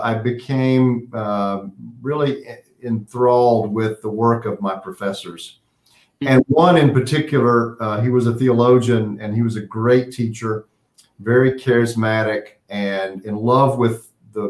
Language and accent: English; Western North Carolina, United States; now in Pittsburgh, United States; I grew up in Western North Carolina.